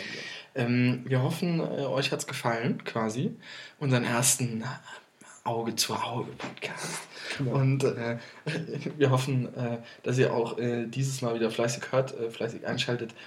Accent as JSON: {"language": "German", "town": "Limburg an der Lahn", "region": "Hesse", "country": "Germany", "tie": "born or raised there", "said": "in Limburg, in meiner, mhm. in meiner Heimat"}